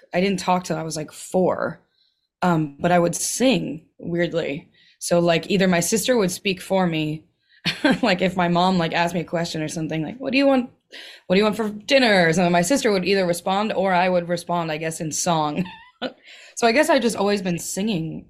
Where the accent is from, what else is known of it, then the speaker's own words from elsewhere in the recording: Milwaukee, Wisconsin, United States; I grew up in Milwaukee